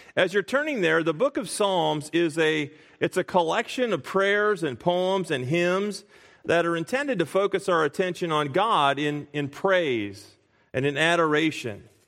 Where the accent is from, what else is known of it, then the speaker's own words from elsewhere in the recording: Springfield, Illinois, United States; moved away; we moved back to our home uh, my hometown of Springfield, Illinois